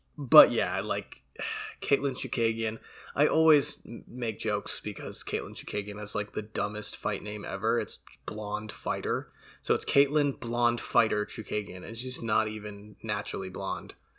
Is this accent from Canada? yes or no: yes; Canada; being Canadian and being exposed to a lot of French and a lot of French pronunciations over the years